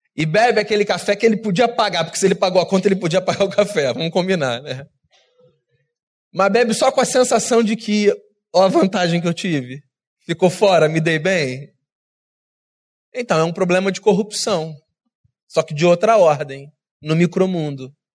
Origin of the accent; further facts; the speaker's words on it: Rio de Janeiro, Brazil; Eu sou carioca